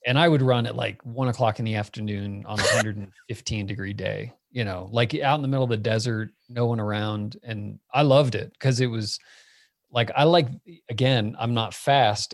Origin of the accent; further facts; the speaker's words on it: Phoenix, Arizona, United States; moved away as an adult; also born or lived in Miami; now in Boulder, United States; I was born in Miami. I grew up in Phoenix